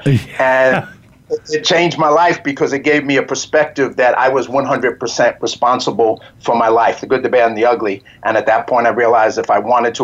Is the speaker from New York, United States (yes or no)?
yes; New York City, New York, United States; moved away as an adult; I grew up in the South Bronx, one of the toughest and poorest neighborhoods in America